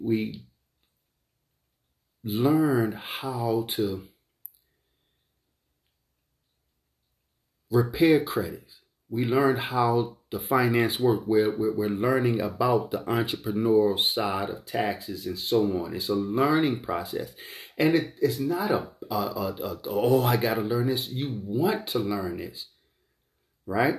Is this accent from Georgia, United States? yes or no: no; Philadelphia, Pennsylvania, United States; I grew up in North Philadelphia, Richard Island Projects.